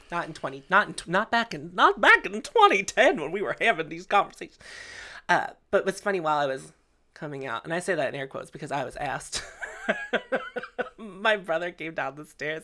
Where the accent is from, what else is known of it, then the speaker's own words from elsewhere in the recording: Canonsburg, Pennsylvania, United States; I grew up in Cannonsburg